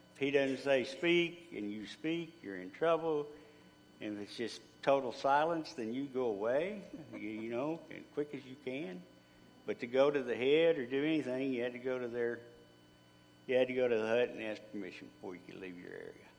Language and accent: English; Grand Saline, Texas, United States; also born or lived in Mineola, Texas; I was born in Mineola and raised in Grand Saline